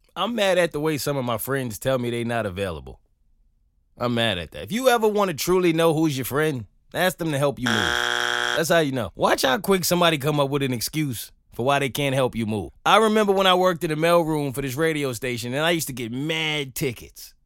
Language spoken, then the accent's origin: English; New York, United States; as a New Yorker